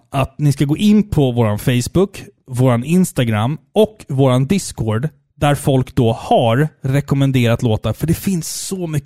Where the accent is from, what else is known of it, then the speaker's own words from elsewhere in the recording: Skåne, Sweden; accent: Scanian; Ja, ja. jag har fått beröm för min skånska.